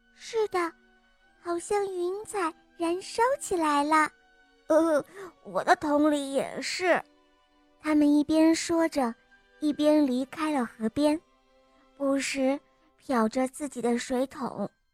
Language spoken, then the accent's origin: Chinese; Yuzhou, Henan, China; 我四岁半了，我来自河南，禹州